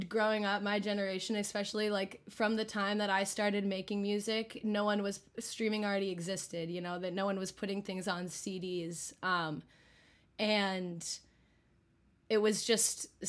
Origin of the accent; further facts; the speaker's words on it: just south of Boston, Massachusetts, United States; moved away as an adult; also born or lived in East Village, Manhattan; now in New York City, United States; I'm from just south of Boston and currently living in East Village, Manhattan